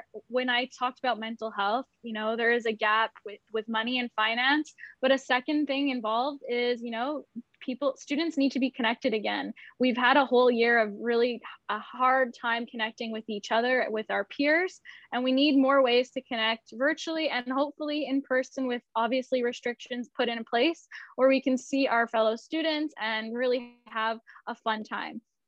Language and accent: English; Montreal, Quebec, Canada; moved away as an adult; I'm born and raised in Montreal